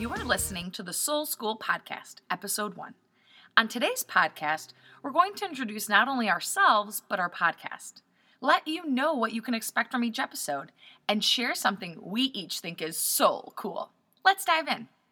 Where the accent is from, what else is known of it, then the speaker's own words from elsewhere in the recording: Poland; moved away; I'm 100% Polish. I'm an immigrant from Poland